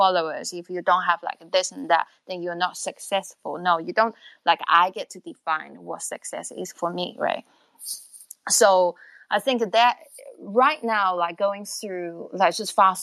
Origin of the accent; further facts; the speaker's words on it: China; moved away; born in China, and I grew up to a point when I was like a teenage, 13, 14